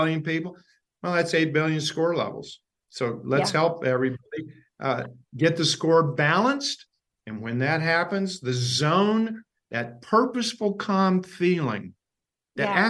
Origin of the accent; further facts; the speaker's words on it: Ashland, Kentucky, United States; Ashland, Kentucky, my hometown